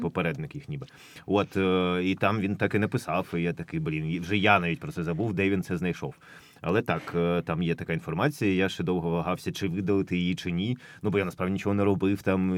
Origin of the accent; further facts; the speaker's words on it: Ukraine; в моїй рідній країні, в моєму рідному місті